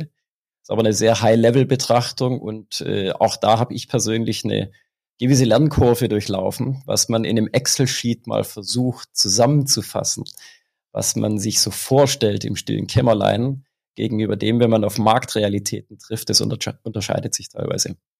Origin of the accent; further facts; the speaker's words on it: Swabia, Germany; accent: Swabian; Du hörst es am Dialekt und äh, sicherlich ist es auch bei der einen oder anderen Aussage rauszuhören, ich bin Schwabe